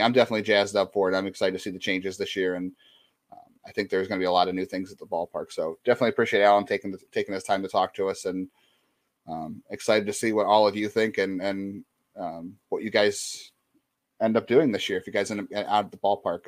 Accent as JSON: {"language": "English", "town": "Cleveland", "region": "Ohio", "country": "United States", "tie": "born or raised there", "said": "I grew up in East Side or Cleveland"}